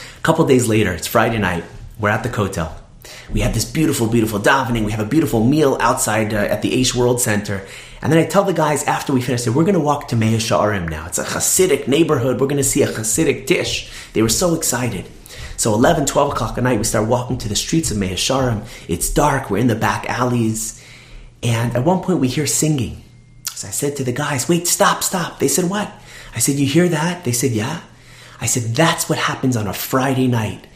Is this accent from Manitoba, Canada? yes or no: no; Toronto, Ontario, Canada; I'm from Toronto